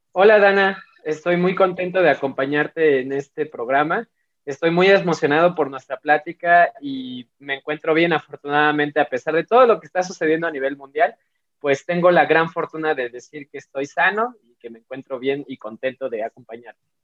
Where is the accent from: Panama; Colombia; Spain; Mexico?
Mexico; ¿Por qué soy mexicano? ¿Por qué estos son mis símbolos patrios?